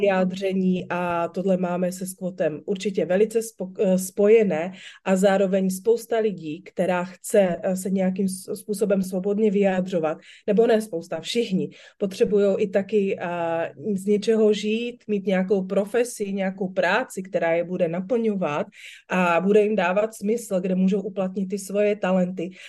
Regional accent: Slovakia; now in Czech Republic; Já jsem vyrůstala na Slovensku

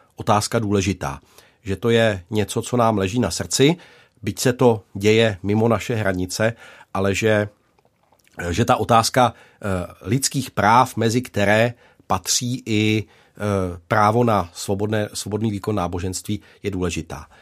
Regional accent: Czechia; jako Češi tady

